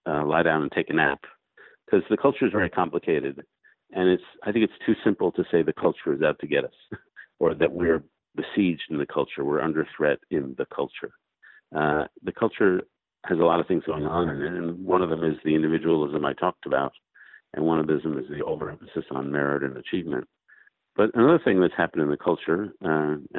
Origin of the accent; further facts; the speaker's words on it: New York City, New York, United States; now in Washington, United States; I grew up in New York City and live in Washington.